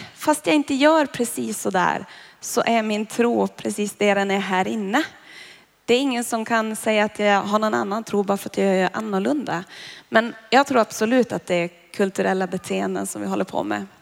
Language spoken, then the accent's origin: Swedish; Boden, Norrbotten County, Sweden; moved away; Jag är ju från Boden